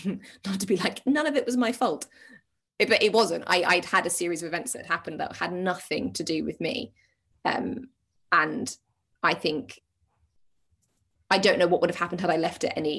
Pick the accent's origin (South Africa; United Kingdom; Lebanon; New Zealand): United Kingdom; well, we're British